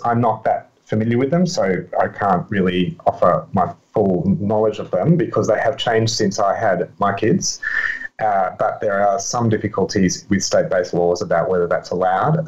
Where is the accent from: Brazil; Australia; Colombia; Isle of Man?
Australia; I'm Australian